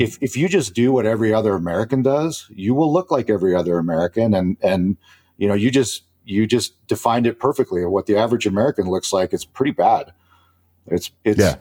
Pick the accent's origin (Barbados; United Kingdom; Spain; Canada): Spain; moved away; I was born I was born in Spain